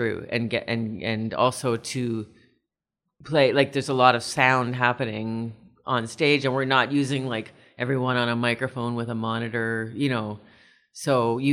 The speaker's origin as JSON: {"language": "English", "town": "Kitchener", "region": "Ontario", "country": "Canada", "tie": "born or raised there", "moved": "yes", "lives_now": "Toronto, Canada", "said": "I come from Kitchener originally and grew up doing a lot of choral music"}